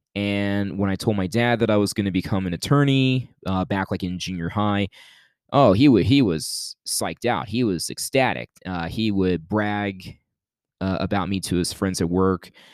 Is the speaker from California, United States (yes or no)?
no; Youngstown, Ohio, United States; moved away; at church back in my hometown of Youngstown, Ohio